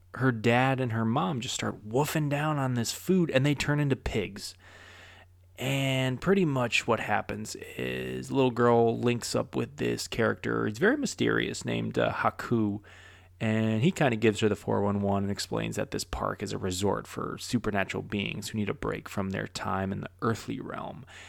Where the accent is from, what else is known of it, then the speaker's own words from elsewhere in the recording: United States; now in Florida, United States; I'm an American living in Florida